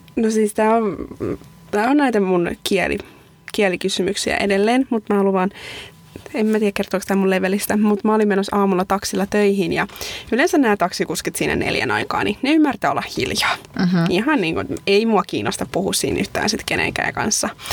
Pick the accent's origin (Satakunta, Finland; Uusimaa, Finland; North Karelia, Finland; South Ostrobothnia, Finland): Satakunta, Finland; Pori; moved away as an adult; now in Sweden; mä oon tuota Porista, että se on tuosta rannikolta